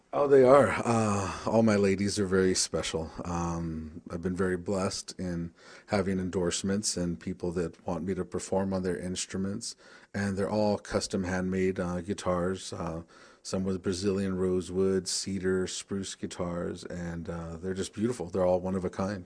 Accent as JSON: {"language": "English", "town": "Tucson", "region": "Arizona", "country": "United States", "said": "I'm from the Pascuayaki tribe. in Southern Arizona, Tucson, Arizona"}